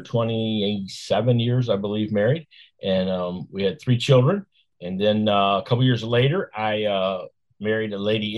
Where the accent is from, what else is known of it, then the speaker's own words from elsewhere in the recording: Flint, Michigan, United States; I grew up in Flint, Michigan